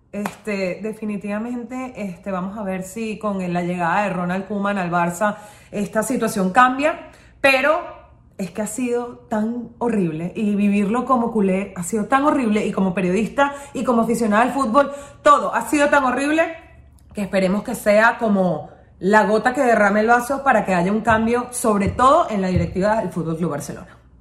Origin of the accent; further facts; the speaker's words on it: United States; soy americana